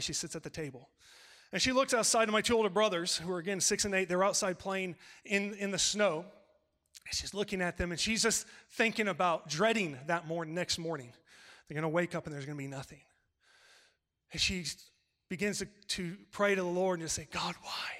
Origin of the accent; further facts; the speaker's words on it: California, United States; I'm from California